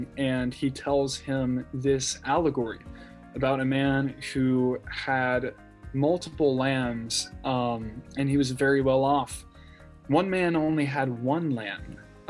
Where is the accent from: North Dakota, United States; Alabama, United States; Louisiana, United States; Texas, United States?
Texas, United States; San Antonio; also born or lived in Abilene, Texas; I'm from San Antonio, Texas.